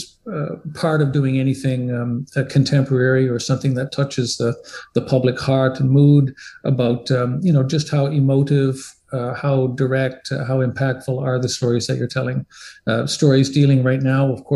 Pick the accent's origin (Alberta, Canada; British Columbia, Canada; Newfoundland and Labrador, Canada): Newfoundland and Labrador, Canada; now in Ottawa, Canada; I am a Newfoundlander, a Canadian by birth and a Newfoundlander by inclination.